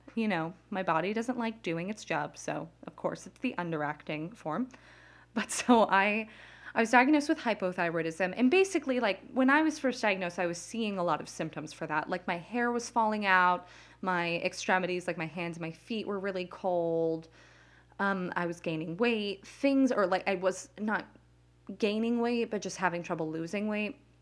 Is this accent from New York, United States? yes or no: no; Las Vegas, Nevada, United States; now in New Jersey, United States; I grew up in Las Vegas